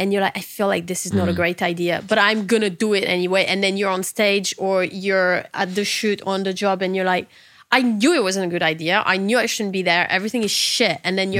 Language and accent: English; England, United Kingdom; I'm English. You're going to need more.